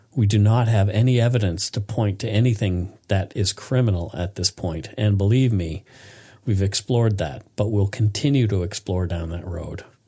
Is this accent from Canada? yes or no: yes; Bridgewater, Nova Scotia, Canada; now in Vancouver, Canada; my hometown, Bridgewater, Nova Scotia